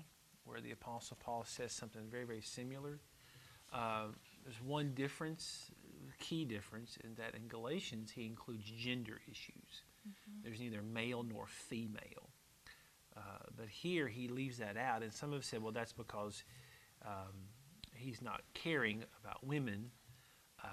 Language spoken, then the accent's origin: English; United States; I'm American